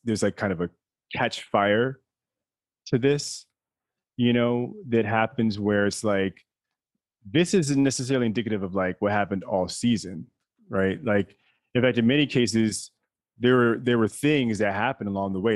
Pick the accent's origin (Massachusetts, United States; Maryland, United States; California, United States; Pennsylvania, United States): Maryland, United States; I was raised in Maryland